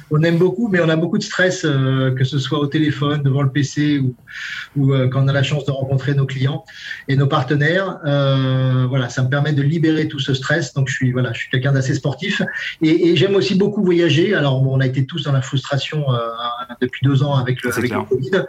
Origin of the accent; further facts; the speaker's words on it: Brest, Brittany, France; now in Toulouse, France; je suis, je suis à Brest, dans ma ville natale.